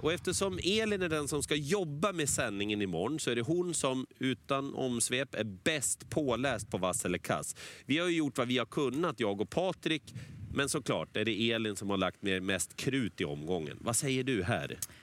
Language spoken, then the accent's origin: Swedish; Sweden; vi är svenskar